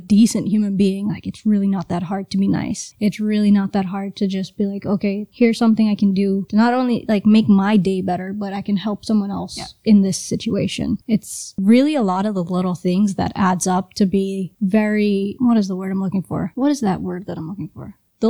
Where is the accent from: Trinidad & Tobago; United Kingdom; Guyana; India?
Trinidad & Tobago; moved away; also born or lived in Brooklyn, New York; Well, I grew up in Trinidad, and then we moved to Brooklyn.